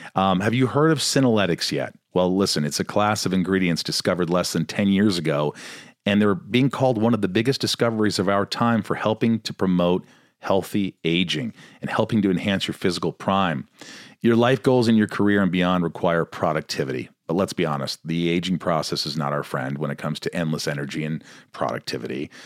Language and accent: English; Indiana, United States; I grew up in Indiana